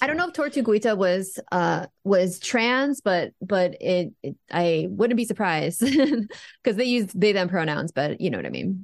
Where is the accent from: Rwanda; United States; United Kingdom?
United States; I am American